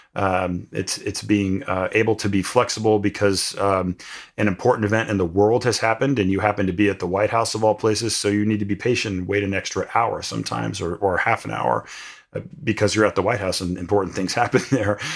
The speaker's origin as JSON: {"language": "English", "region": "New Jersey", "country": "United States", "tie": "born or raised there", "said": "where I grew up in New Jersey"}